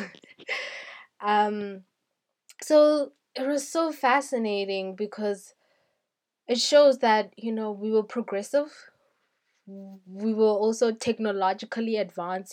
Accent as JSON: {"language": "English", "country": "South Africa", "said": "I am a South African"}